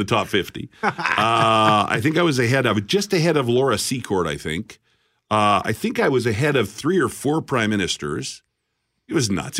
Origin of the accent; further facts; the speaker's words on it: Alberta, Canada; now in Winnipeg, Canada; I'm from Alberta, so I'll be broadcasting in Alberta tonight.